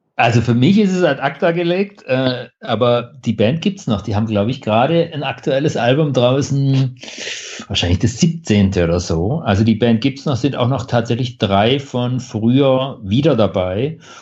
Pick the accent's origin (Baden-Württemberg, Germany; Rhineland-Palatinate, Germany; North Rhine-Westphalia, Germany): Baden-Württemberg, Germany; Stuttgart; bei uns in Stuttgart im Theaterhaus